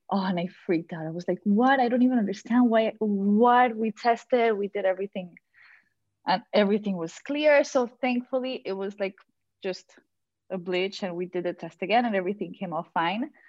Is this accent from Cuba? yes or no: no; Colombia; now in Miami, United States; I am from Colombia.